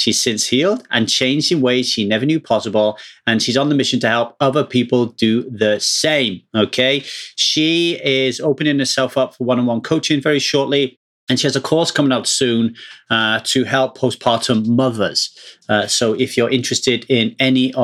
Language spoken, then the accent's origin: English; United Kingdom; moved away as an adult; now in Los Angeles, United States; I am British